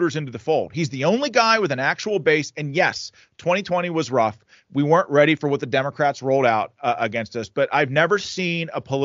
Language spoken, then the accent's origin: English; Pittsburgh, Pennsylvania, United States; This is Pennsylvania's my home. I'm fourth generation Western Pennsylvania. I'm a Pittsburgh guy